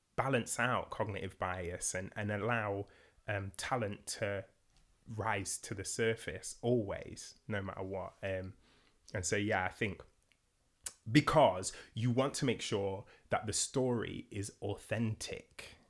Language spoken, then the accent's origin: English; Nottingham, East Midlands, United Kingdom; I'm from Nottingham.